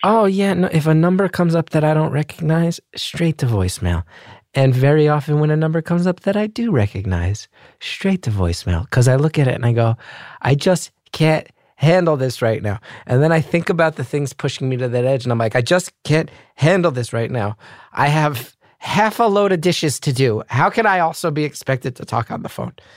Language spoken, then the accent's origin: English; Northeast of the United States, United States; now in New York City, United States; I'm from the Northeast of the United States.